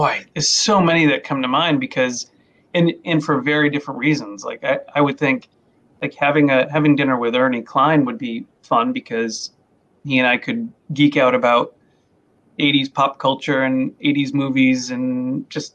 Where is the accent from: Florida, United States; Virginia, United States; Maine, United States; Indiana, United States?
Maine, United States; I grew up in Maine. I'm a Maine boy.